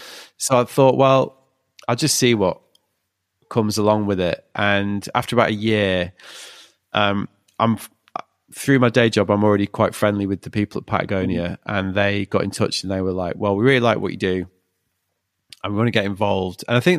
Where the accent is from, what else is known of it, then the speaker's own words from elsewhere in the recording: United Kingdom; But well, we're British, like the idea that we can like with a straight face go like